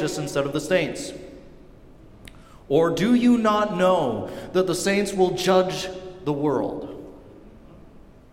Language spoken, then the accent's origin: English; Seattle, Washington, United States; also born or lived in Pullman, Washington; Church that I grew up at down in Seattle